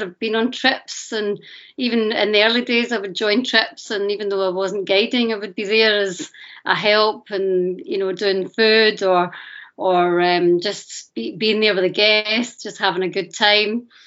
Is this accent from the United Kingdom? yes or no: yes; Glasgow, Scotland, United Kingdom; call myself a Scottish, Glaswegian, Pakistani